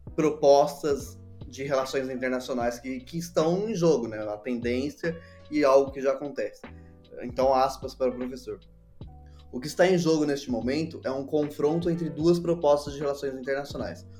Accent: Brazil; Nós, nós somos o B do BRICS

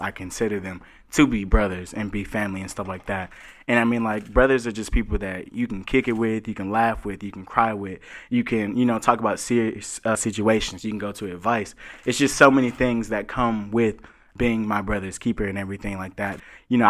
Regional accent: Chattanooga, Tennessee, United States; I'm from Chattanooga, Tennessee

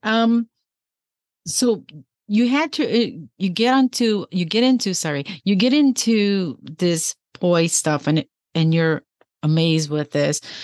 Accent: Chicago, Illinois, United States; moved away; also born or lived in Peoria, Illinois; I grew up in Chicago, so I'm from Illinois

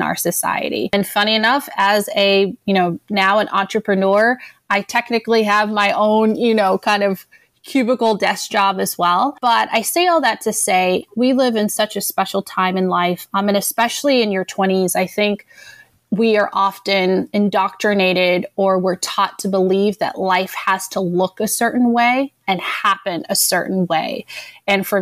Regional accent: Denver, Colorado, United States; I'm originally from Denver, Colorado

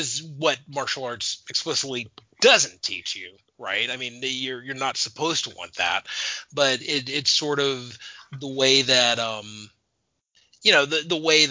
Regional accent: Arizona, United States; moved away; I grew up in Arizona

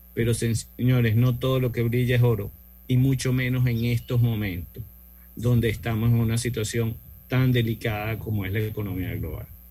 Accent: Venezuela; now in Costa Rica; mi origen, soy venezolano, pero actualmente vivo en Costa Rica

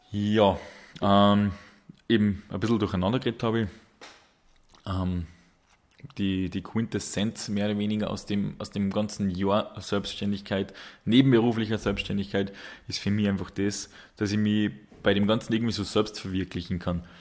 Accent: Salzburg, Austria; Wobei für uns als, als Salzburger, wir dürfen da die, die nahe Grenze, sage ich jetzt noch nicht so als, als Ausland äh, bezeichnen.

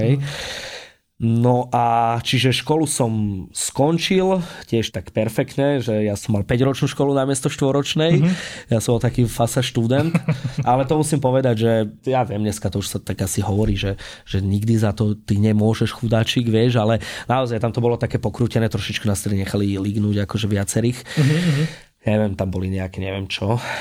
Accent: Spišská Nová Ves, Košice Region, Slovakia; ja pochádzam zo Spiskej Novej Vsi

